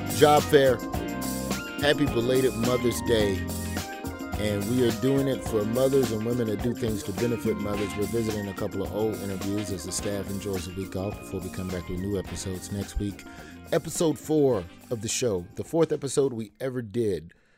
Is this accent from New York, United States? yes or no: no; Alabama, United States; my home state of Alabama